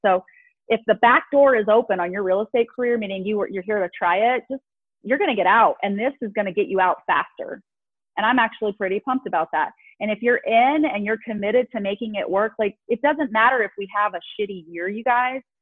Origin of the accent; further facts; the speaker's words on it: Las Vegas, Nevada, United States; Born and raised in Vegas